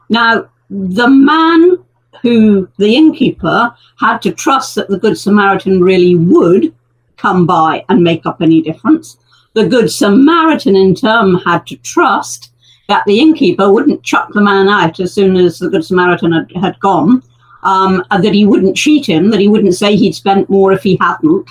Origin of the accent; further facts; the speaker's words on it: United Kingdom; we're very British